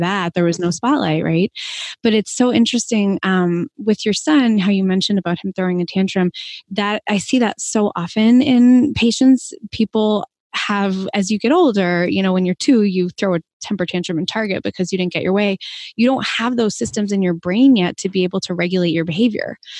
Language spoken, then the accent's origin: English; Boston, Massachusetts, United States; moved away; I'm from Boston originally and trained in the Northeast